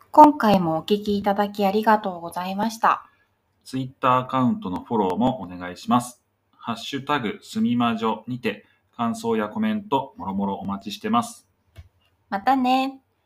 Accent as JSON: {"language": "Japanese", "area": "about two stations from Shinjuku Station", "region": "Tokyo", "country": "Japan", "tie": "born or raised there", "said": "もともと新宿駅から2駅くらいの場所に生まれ育った"}